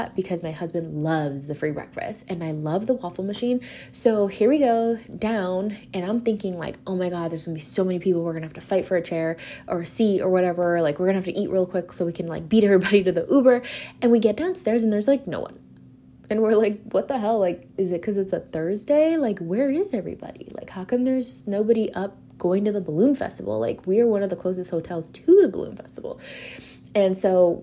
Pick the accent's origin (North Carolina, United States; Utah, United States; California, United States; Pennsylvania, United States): California, United States; now in Los Angeles, United States; I'm from California